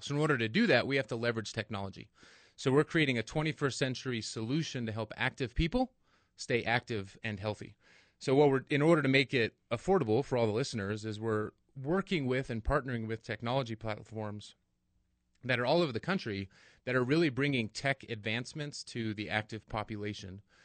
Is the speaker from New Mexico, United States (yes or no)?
yes; Angel Fire, New Mexico, United States; now in Albuquerque, United States; I grew up in Angelfire. I went to state. Even though I left, I moved back